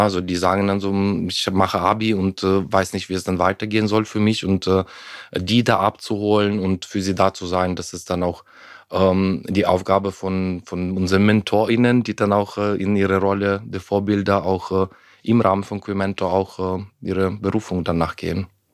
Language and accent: German; Ukraine; German is a second language; moved away as an adult; also born or lived in Heidelberg, Germany; ich bin ja in der Ukraine aufgewachsen, damals noch, äh, damals noch in der Sowjetunion